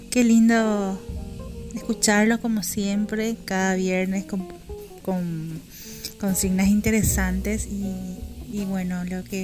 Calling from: Paraguay; Un beso grande … de Paraguay.

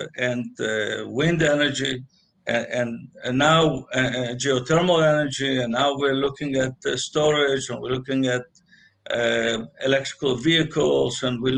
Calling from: Los Angeles, California, United States; But I'm joining from Los Angeles, California.

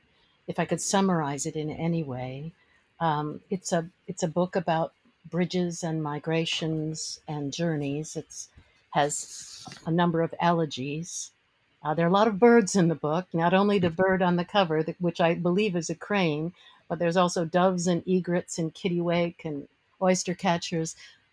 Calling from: Maryland, United States; I'm just outside of Washington, D.C. in Maryland, very close to the Potomac River.

